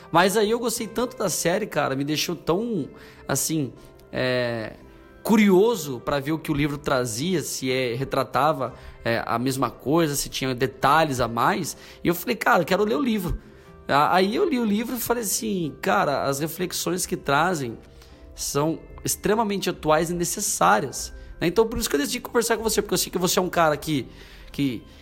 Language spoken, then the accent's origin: Portuguese; São Paulo, Brazil; now in Londrina, Brazil; eu não nasci aqui no Paraná, aqui em Londrina, venho, de São Paulo, vim para cá estudar, trabalhar.